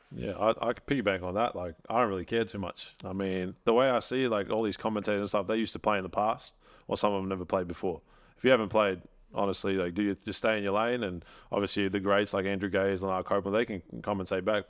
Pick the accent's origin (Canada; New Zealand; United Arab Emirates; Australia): Australia; Melbourne, Victoria; now in Adelaide, Australia; I live in Adelaide, but I'm from Melbourne.